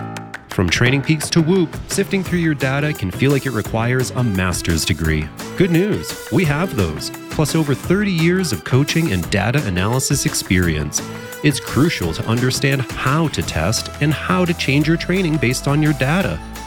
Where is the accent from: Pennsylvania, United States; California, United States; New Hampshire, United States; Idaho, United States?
New Hampshire, United States; I grew up in New Hampshire.